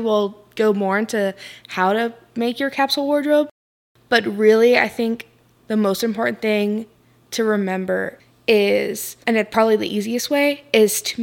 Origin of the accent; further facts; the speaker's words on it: Florida, United States; I live in Florida. I grew up in Florida